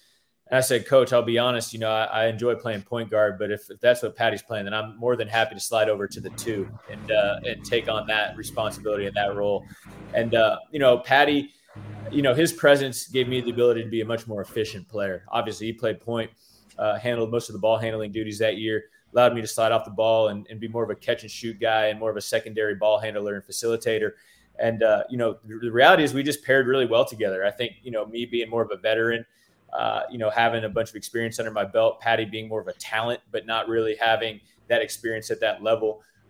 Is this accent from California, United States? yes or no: no; Phoenix, Arizona, United States; now in Gainesville, United States; growing up in Phoenix